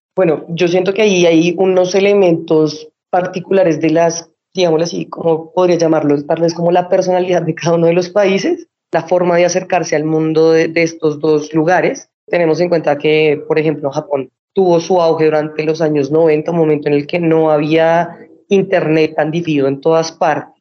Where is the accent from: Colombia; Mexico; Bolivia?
Colombia; como colombianos, sí somos muy bienvenidos en Corea